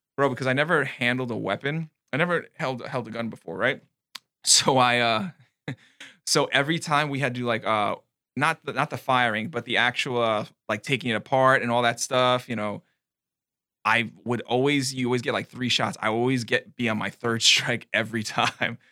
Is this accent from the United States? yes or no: yes; New York City, New York, United States; moved away; I'm from New York